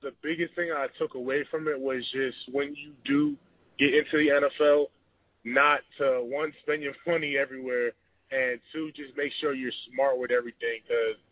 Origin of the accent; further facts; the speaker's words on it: Boston, Massachusetts, United States; I am from the Boston area